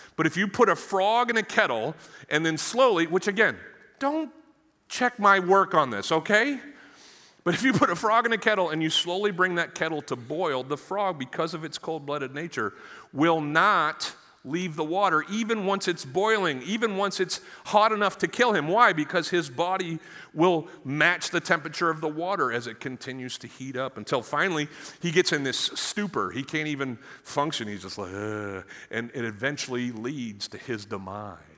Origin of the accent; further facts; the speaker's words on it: Maine, United States; moved away; I'm from Maine